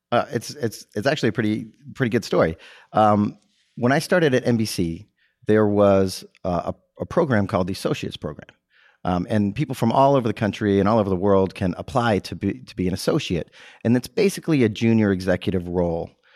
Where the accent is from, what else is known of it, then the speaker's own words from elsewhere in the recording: Texas, United States; also born or lived in Massachusetts; my mother remarried, and we relocated to Texas when I was ten